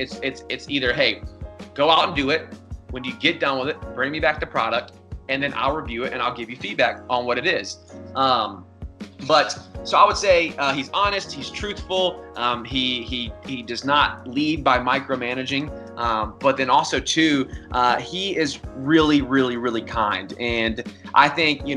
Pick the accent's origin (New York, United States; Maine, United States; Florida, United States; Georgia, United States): Georgia, United States; Atlanta; home to Atlanta and be able to really build something special here in my hometown